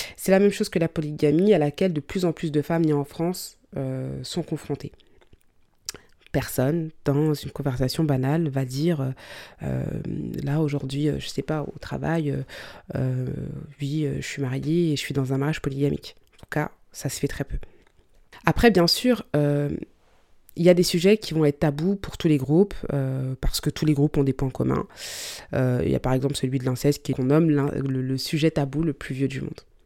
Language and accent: French; Mali; je suis malienne